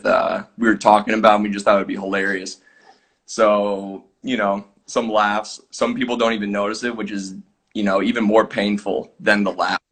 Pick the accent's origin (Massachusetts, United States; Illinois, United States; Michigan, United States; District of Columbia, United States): Illinois, United States; Champaign; moved away as an adult; now in Finland; So I'm from Champaign, Illinois, which for people not familiar with like the Illinois area, it's like 2.5 hours south of Chicago. So I grew up playing for my hometown club till I was about 13